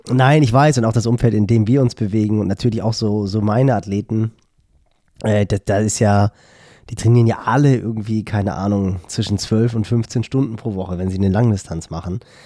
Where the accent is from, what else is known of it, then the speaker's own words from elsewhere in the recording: Hamburg, Germany; woher ich halt komme. Ich so, ja, Hamburgo.